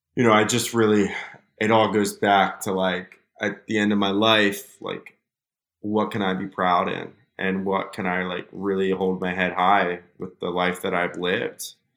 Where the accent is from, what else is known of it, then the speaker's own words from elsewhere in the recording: United States; my privilege of just being an American citizen